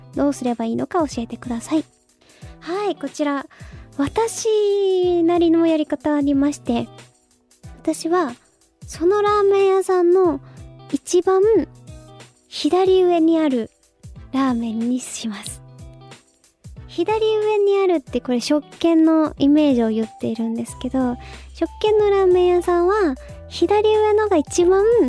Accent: Fukuoka, Japan; now in Tokyo, Japan; その東京に上京してからは、その福岡にいた時とかは、なんだろうな、友達とね、お菓子食べたりとかしてました

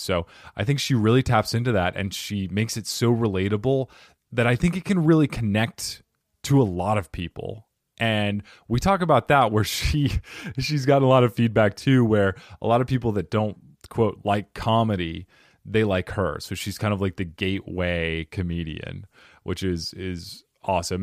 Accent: Arizona, United States; moved away; also born or lived in New Jersey; I'm from Arizona originally, but I lived for seven years in New Jersey and worked in New York

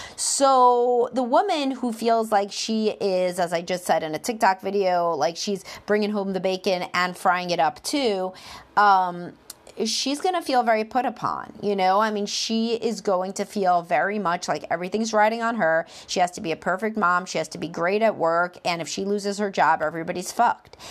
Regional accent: Brooklyn, New York, United States; accent: Brooklyn; my Brooklyn accent.

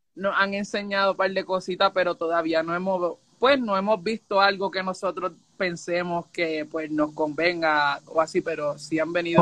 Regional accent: Puerto Rico; moved away as an adult; now in Florida, United States; yo soy de Puerto Rico y llevo viviendo seis años en Estados Unidos, vivo en Florida.

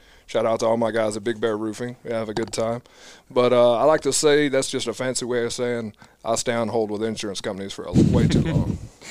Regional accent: Greensboro, North Carolina, United States; I'm from Greensboro, North Carolina.

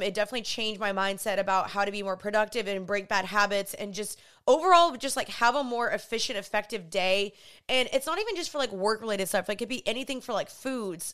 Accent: Dallas, Texas, United States; also born or lived in Los Angeles, California; I am from Dallas, Texas. I just moved back here from L A.

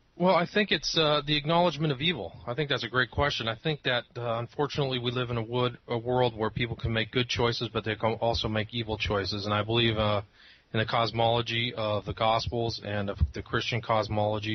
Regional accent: Northern California, United States; I grew up in Northern California.

